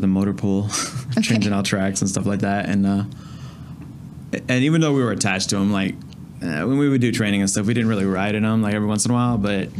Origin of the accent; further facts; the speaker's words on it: Fairfax, Virginia, United States; Well, I was born in Virginia. So I'm originally from Fairfax, Virginia.